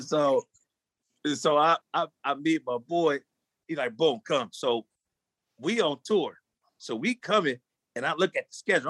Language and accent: English; Long Beach, California, United States; I'm from Long Beach. Yes, I, you know, from a hood, gang banging, all